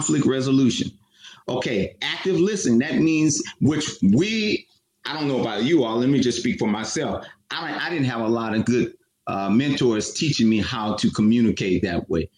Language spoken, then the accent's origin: English; Oakland, California, United States; Matt and I grew up in Oakland